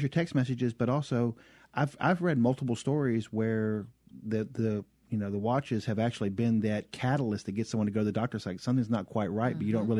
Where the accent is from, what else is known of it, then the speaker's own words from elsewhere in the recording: the South, United States; accent: southern; I'm still having a hard time with my southern accent